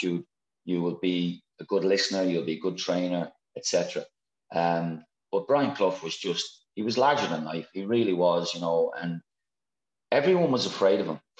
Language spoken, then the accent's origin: English; Ireland; moved away; from Ireland